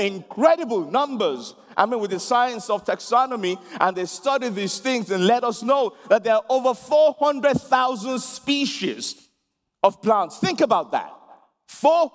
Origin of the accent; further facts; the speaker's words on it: Nigeria; now in London, United Kingdom; I'm a Nigerian, born in Nigeria, and then I've lived in London most of my life now